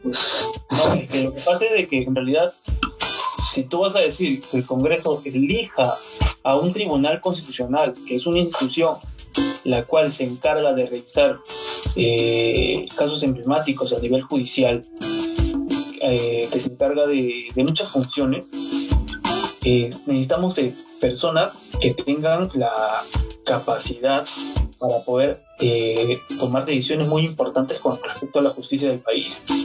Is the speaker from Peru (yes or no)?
yes; Peru; como peruanos